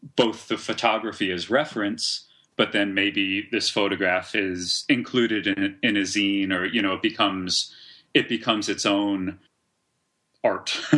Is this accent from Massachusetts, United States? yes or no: yes; Cambridge, Massachusetts, United States; I grew up in Cambridge, Massachusetts, which is just across the river from Boston